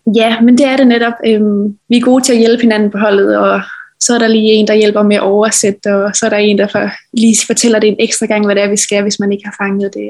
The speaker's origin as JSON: {"language": "Danish", "town": "Kværndrup", "region": "Southern Denmark", "country": "Denmark", "tie": "born or raised there", "also_born_or_lived": "Odense", "said": "jeg startede jo som lille i Kværndrup Boldklub, og det var jo sammen med alle mine veninder øhm, hjemme fra Kværndrup af"}